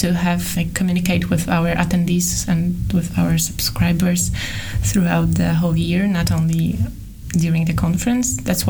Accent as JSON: {"language": "English", "town": "Bydgoszcz", "region": "Kuyavian-Pomeranian Voivodeship", "country": "Poland", "also_born_or_lived": "Poznań", "said": "I come from Bydgoszcz."}